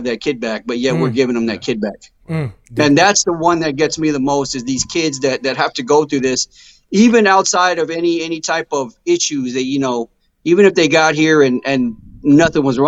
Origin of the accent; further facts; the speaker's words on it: United States; I was born here and, you know, I'm an American